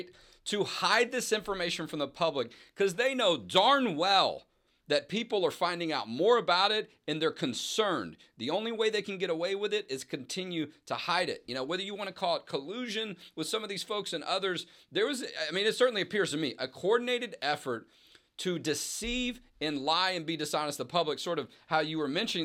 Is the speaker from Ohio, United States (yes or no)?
no; Houston, Texas, United States; I grew up in Houston, lived in Texas all my life